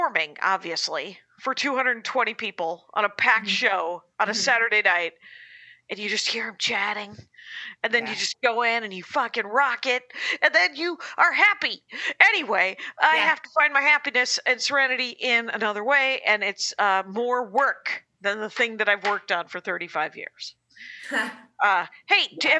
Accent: Wisconsin, United States; now in Los Angeles, United States; I'm from Wisconsin

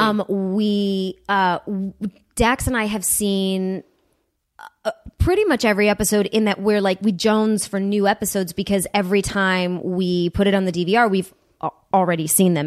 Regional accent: Huntington Woods, Michigan, United States; I grew up about two miles outside of the city. Um, in a, it's a, a, a city called Huntington Woods

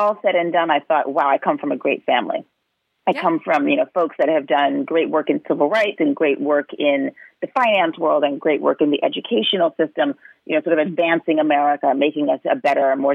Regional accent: New York City, New York, United States; I grew up in New York, in Manhattan, you know, in the 70s, 80s, and 90s

